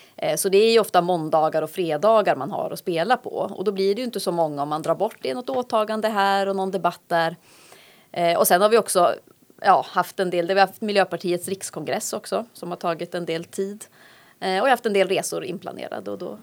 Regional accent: Luleå, Norrbotten County, Sweden; also born or lived in Umeå; now in Härnösand, Sweden; Det finns ju en stolthet i att vara Lulebo och det har väl präglat mig väldigt mycket.

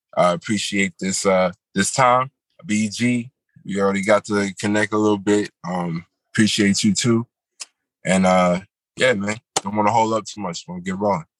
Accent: New York City, New York, United States; also born or lived in Manhattan; now in Yonkers, United States; right now, I'm reporting live from Yonkers. Um, I go by way of uh, Brooklyn, New York

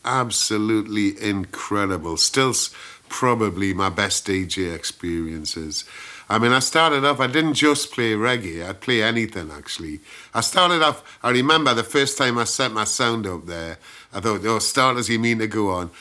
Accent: Gateshead, North East England, United Kingdom; accent: Geordie; moved away as an adult; now in London, United Kingdom; I'm a Geordie, born in Gateshead

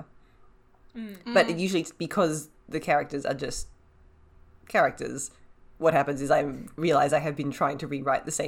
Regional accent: Australia; as an Australian

